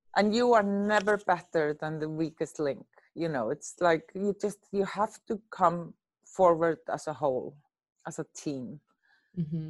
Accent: Reykjavik, Capital Region, Iceland; I'm born and raised in Reykjavik, Iceland.

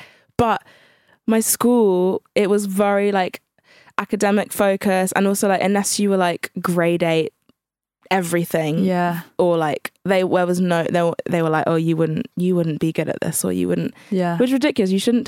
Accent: Channel Islands, United Kingdom; because I was from the Channel Islands, which is a very white area.

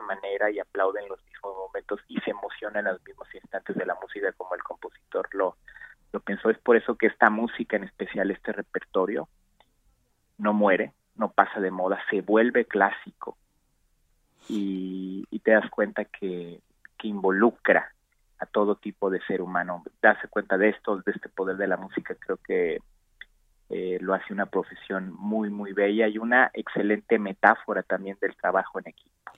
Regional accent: Mexico; also born or lived in Mexico City, Mexico / The Hague, Netherlands / Amsterdam, Netherlands; regresé a México aproximadamente por 2009 a, trabajar en mi país

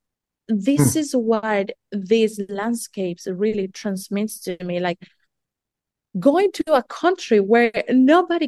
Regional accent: Colombia; moved away; also born or lived in United States / New Zealand; I'm originally from Colombia

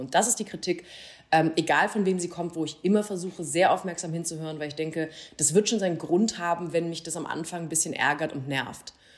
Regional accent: Baden-Württemberg, Germany; also born or lived in Freiburg; Ich bin in Baden groß geworden

